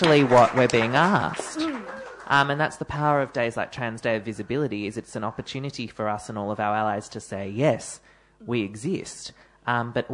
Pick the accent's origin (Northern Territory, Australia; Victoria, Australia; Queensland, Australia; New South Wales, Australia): Victoria, Australia; Melbourne; one of the suburbs of Melbourne